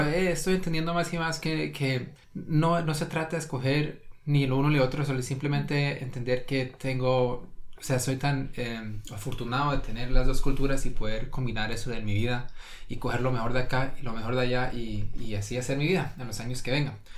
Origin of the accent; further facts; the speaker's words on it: Norway; aquí fui a la escuela, yo entiendo las normas y las reglas a lo noruego